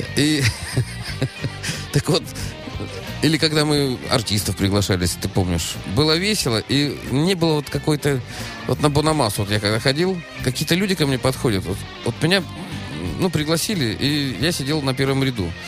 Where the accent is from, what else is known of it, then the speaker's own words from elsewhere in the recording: Saint Petersburg, Russia; я из Питера